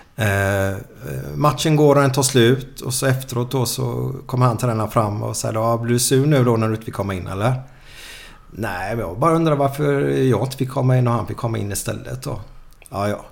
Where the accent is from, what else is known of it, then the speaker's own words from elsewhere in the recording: Gothenburg, Västra Götaland, Sweden; jag kommer ju från Åh, Kanalgatan där borta. Mm, och jag och Figge kommer ju därifrån mm. och spelade här